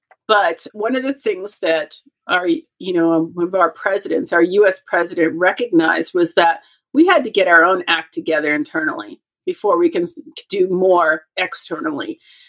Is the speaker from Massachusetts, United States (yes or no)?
yes; Boston, Massachusetts, United States; moved away as an adult; also born or lived in Los Angeles, California; I am from Boston, Massachusetts, and I have spent most of my adult life and career in Los Angeles and in California, right?